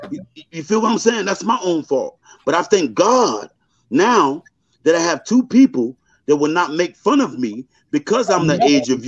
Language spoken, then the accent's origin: English; New York City, New York, United States; I'm from the street. I'm from Brooklyn.